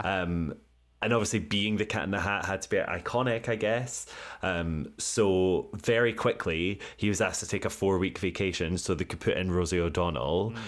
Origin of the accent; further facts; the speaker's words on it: United Kingdom; I'm British